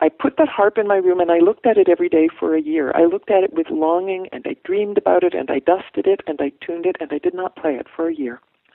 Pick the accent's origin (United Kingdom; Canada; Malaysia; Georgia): Canada; moved away as an adult; also born or lived in Canadian Prairies / West Coast of Canada; now in Oakland, United States; I'm a Canadian. I grew up on the prairies and on the West Coast. I moved here to marry Tony